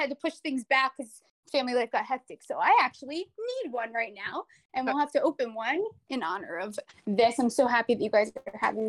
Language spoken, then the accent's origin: English; Connecticut, United States; moved away as an adult; also born or lived in Arizona / Caribbean; You don't get born and raised in Connecticut, go to college in Arizona